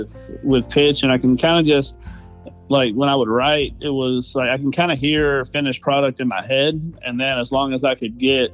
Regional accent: Nashville, Tennessee, United States; born or raised there; moved away

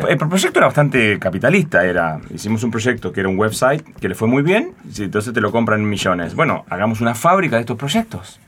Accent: Concordia, Entre Ríos, Argentina; moved away as an adult; also born or lived in Buenos Aires; Yo soy de Entre Ríos, de Concordia, y estudié primaria y secundaria en Concordia

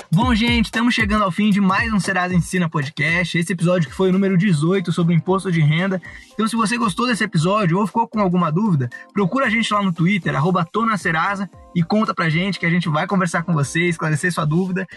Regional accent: Rio do Sul, Santa Catarina, Brazil; moved away; Rio do Sul, a cidade da onde a Kate está falando, é a cidade de onde eu vim

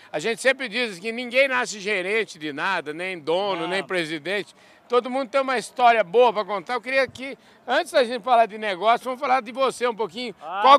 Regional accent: Bom Jesus de Goiás, Goiás, Brazil; moved away as an adult; also born or lived in Uberaba / Chapadões region; sou natural de Bom Jesus e Goiás.

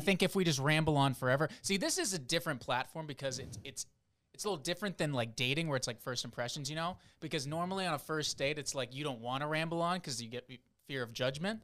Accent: South Florida, United States; moved away as an adult; also born or lived in New Hampshire / Boston / the South; now in Harrisburg, United States; family is from the Northeast area, New Hampshire and Boston, but I grew up in South Florida

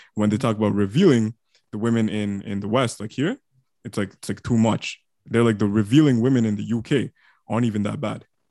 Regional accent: Toronto, Ontario, Canada; me and Rami are from Toronto.

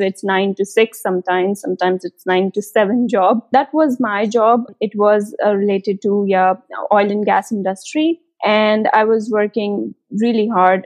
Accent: India; moved away as an adult; now in Germany; I'm an Indian, and I came to Germany in 2018 winter semester

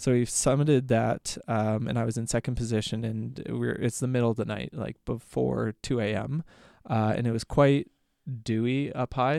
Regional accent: Red Deer, Alberta, Canada; I was born and raised in Red Deer

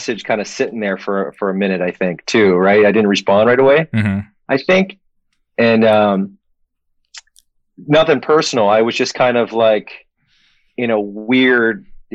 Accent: Maine, United States; also born or lived in Connecticut; I was born, and then we went directly to Maine, where there was a Navy base.

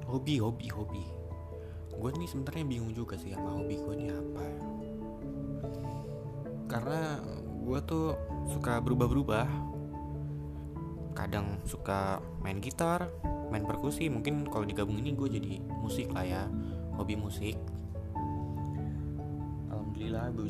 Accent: Bekasi, West Java, Indonesia; born there; Gue lahir di Bekasi Di tanggal 24 Mei tahun rahasia

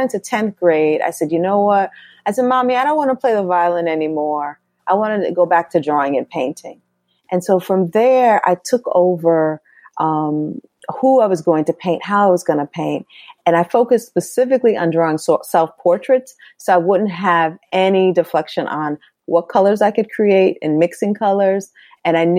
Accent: Norwalk, Connecticut, United States; also born or lived in Bronx, New York; I was born in the Bronx, but I grew up in Norwalk, Connecticut

